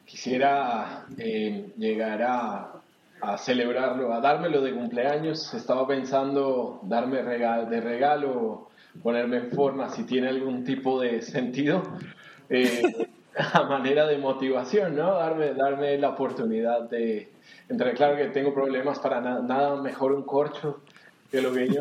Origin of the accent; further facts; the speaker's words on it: Colombia; now in London, United Kingdom; soy colombiano, 41 años.